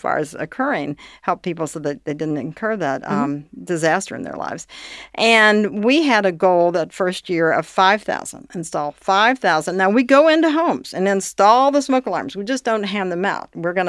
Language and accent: English; Northern Kentucky, United States; I grew up in Northern Kentucky. I moved there when I was 2.